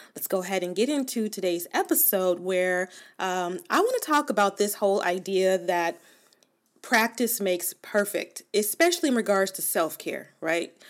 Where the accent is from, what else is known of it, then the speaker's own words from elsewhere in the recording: Los Angeles, California, United States; I was born and raised in Los Angeles or in, in Southern California